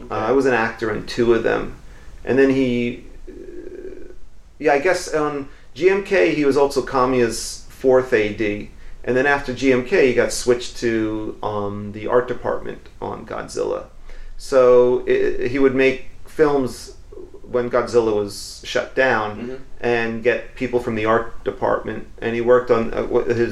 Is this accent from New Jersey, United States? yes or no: no; New York, United States; moved away; I'm from New York.